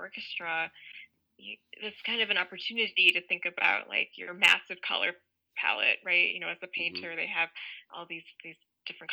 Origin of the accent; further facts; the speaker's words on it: United States; I'm an Indian American, and a lot of the music I grew up listening to was also Indian classical music